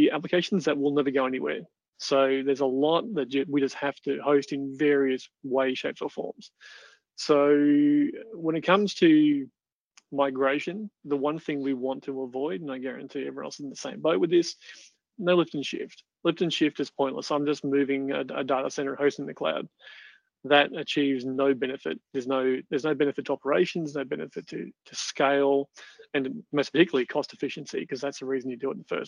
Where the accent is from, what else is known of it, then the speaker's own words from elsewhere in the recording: Australia; the Australians are always the loudest ones, getting what we want